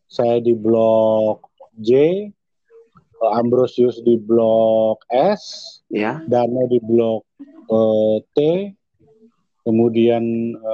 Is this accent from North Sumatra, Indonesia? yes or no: yes; Medan, North Sumatra, Indonesia; karena pengurusnya ternyata orang Medan dan saya orang Medan.